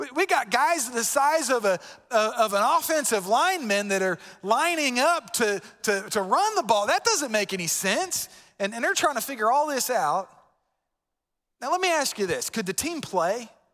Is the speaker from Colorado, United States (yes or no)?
no; Florida, United States; moved away; I'm from Florida